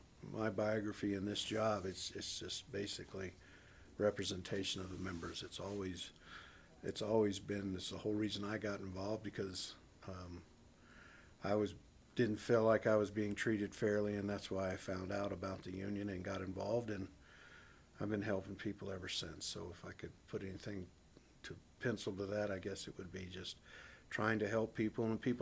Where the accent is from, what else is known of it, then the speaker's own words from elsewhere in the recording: North Carolina, United States; because I came from a military family, and I grew up in North Carolina where one of the least unionized state in America.